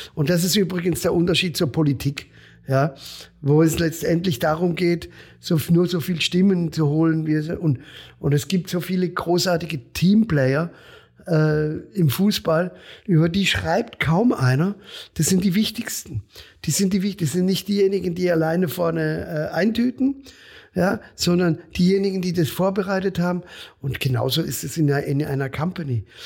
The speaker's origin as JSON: {"language": "German", "town": "Breisach am Rhein", "region": "Baden-Württemberg", "country": "Germany", "tie": "born or raised there", "said": "hier in meiner Heimat in Breisach am Rhein"}